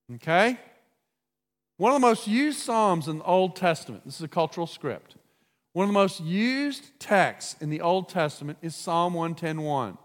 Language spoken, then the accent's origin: English; United States; as an American